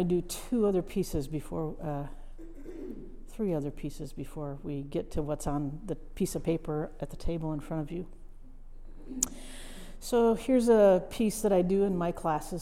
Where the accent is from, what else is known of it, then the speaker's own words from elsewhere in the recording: Midwest, United States; moved away; I'm a Midwesterner, farm girl, first generation college student, who ended up in a place that I had no imagination for as a child. But part of what I learned in that Midwestern town, it was a farm town